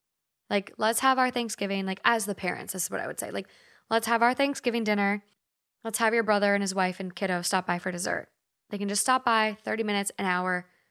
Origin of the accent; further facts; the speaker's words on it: Minnesota, United States; now in Los Angeles, United States; We're from Minnesota. If you're not familiar with Minnesota or the Midwest, some Midwest places call the things that you get from a store, we say bag.